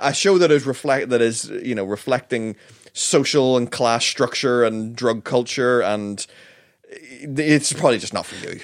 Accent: Northern Ireland, United Kingdom; we're from Northern Ireland

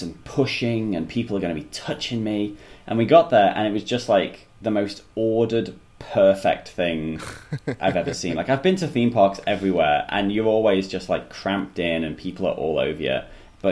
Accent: England, United Kingdom; moved away as an adult; also born or lived in South Africa / Australia; now in Melbourne, Australia; I was born in South Africa, but I grew up in England, and then 3 and a bit years ago I moved to Australia

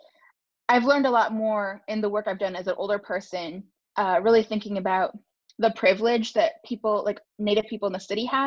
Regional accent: Minneapolis, Minnesota, United States; moved away; I grew up in Minneapolis, which is one of the largest urban American Indian populations in the country.

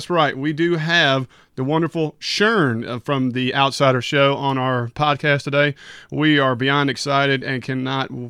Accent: Mississippi, United States; … and I hail from the great state of Mississippi. We're just about, I don't yeah. know, about 15, 20 minutes south of Memphis area. About 15 minutes south of Memphis.

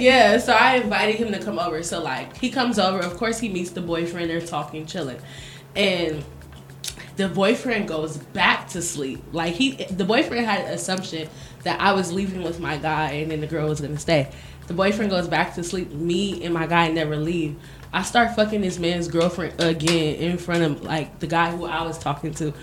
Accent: United States; moved away; also born or lived in Miami; I'm from America, and I used to live in Miami

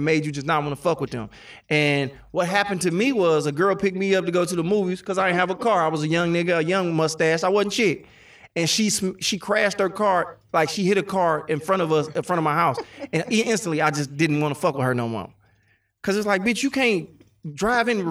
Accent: Oak Park, Michigan, United States; I'm from Oak Park.

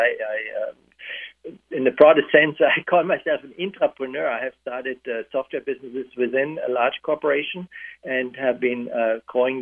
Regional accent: Germany; now in United States; I grew up in a divided country with a physical barrier, in West Germany, so I grew up with the Iron Curtain

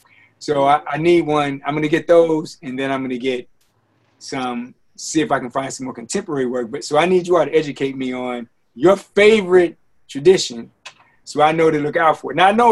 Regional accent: Chicago, Illinois, United States; And even though I was from Chicago, in college, I took a class on the history of Chicago.

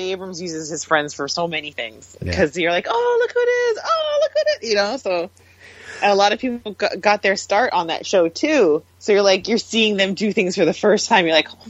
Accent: Canada; growing up in Canada

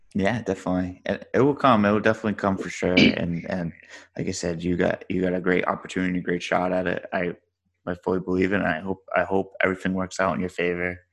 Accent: Rhode Island, United States; now in Dallas, United States; I grew up in Rhode Island. I live in Dallas now

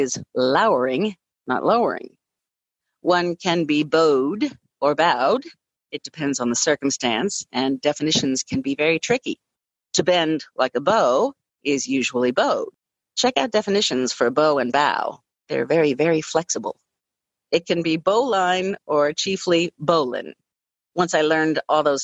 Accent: Louisville, Kentucky, United States; I stick to my hometown guns and say Louisville, Kentucky, instead of Louisville. I do not live in Louisville. I live in Louisville.

